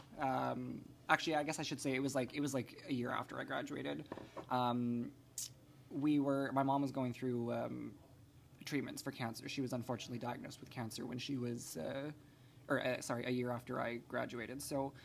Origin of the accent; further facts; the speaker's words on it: Maple Ridge, British Columbia, Canada; I am born and raised in Maple Ridge, so I've been in the same house for 25 years.